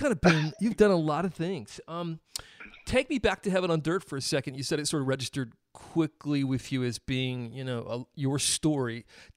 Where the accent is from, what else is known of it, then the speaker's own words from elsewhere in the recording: South Carolina, United States; I grew up in South Carolina